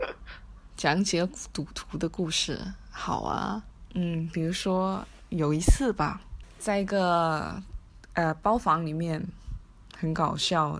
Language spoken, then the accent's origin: Chinese; Macau; 我是澳门人，在赌场工作